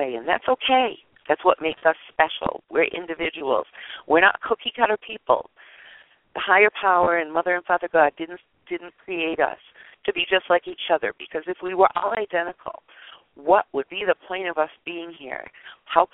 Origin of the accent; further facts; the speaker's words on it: United States; I'm an American. I was born here. My people come from Scandinavia